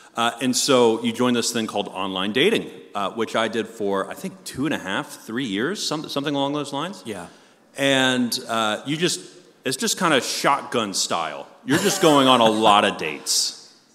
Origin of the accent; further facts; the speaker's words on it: Long Island, New York, United States; moved away; I'm from Long Island, New York originally